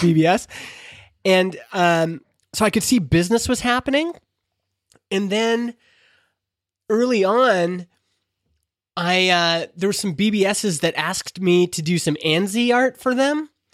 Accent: Alberta, Canada; growing up in Alberta in the eighties

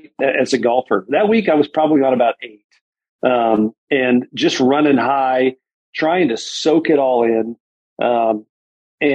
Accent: Southern California, United States; as a kid growing up in Southern California

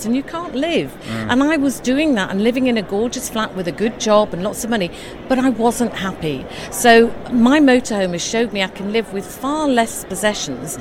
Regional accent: Yorkshire and the Humber, United Kingdom; moved away; I'm originally from Yorkshire

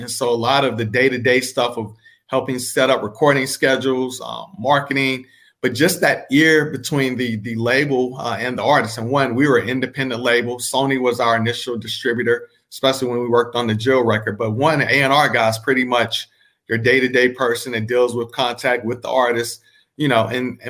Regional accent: Greensboro, North Carolina, United States; growing up in Greensboro, North Carolina

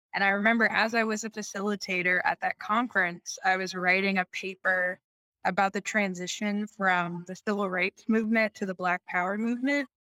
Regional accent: right outside of Washington D.C., Maryland, United States; now in Chicago, United States; I grew up in Maryland, right outside of Washington D.C.

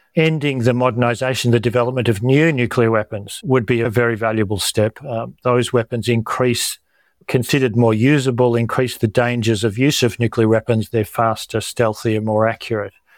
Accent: Australia; as Australian and health professionals

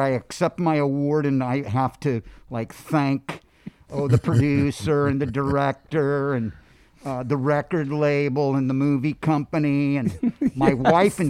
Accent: Los Angeles, California, United States; You know, growing up in Los Angeles, we get in the car and the first thing we do is turn the radio on.

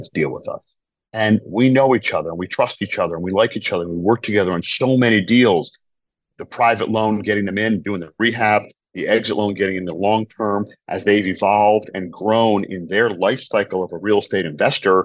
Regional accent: Providence, Rhode Island, United States; I'm originally from New England, from Providence, Rhode Island.

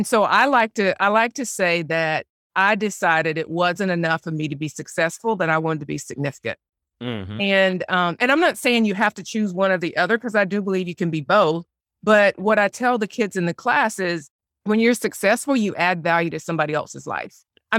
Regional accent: Spartanburg, South Carolina, United States; So I grew up in Spartanburg, South Carolina, graduated from Furman University, started out after college working for Procter & Gamble.

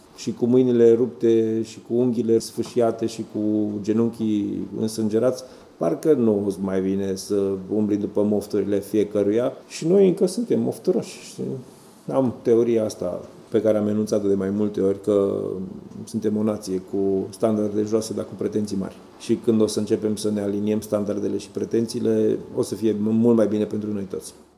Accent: Maramureș County, Romania; now in Bucharest, Romania; eu am crescut în Maramureș

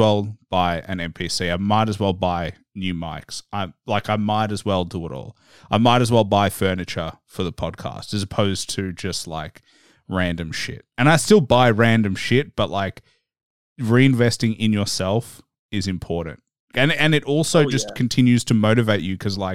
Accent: Melbourne, Victoria, Australia; I'm Australian. I'm in Melbourne. I didn't grow up in the States. I grew up here.

